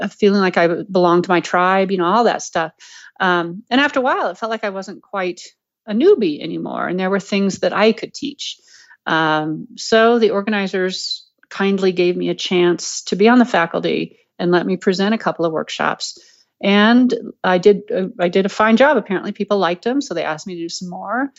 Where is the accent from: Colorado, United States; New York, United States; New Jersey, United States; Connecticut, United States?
Colorado, United States; I'm from Colorado